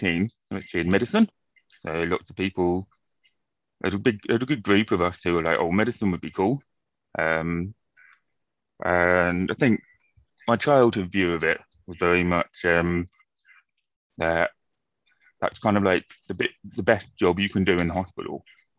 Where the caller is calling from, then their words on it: London, United Kingdom; I'm joining you from London today in the UK.